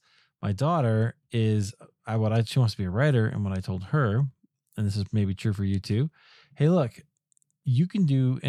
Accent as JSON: {"language": "English", "region": "Iowa", "country": "United States", "tie": "born or raised there", "said": "I grew up in Iowa, you know, pretty blue collar kind of area."}